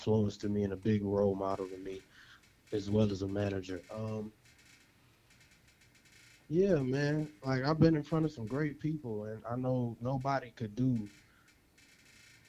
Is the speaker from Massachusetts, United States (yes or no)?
no; Chicago, Illinois, United States; Chicago's home for me. Chicago City boy. Born and bred, and I love my hometown